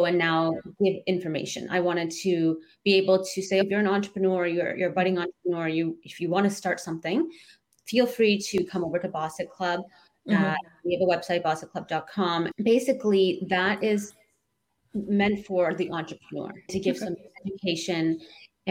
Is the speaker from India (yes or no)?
no; Canada; I grew up in Canada and the girls are growing up in Canada